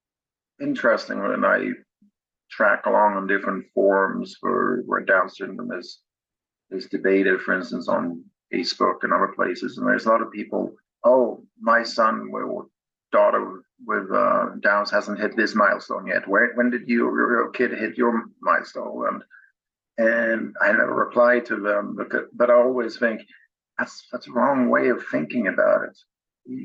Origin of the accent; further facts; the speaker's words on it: Sweden; now in Massachusetts, United States; I'm from Sweden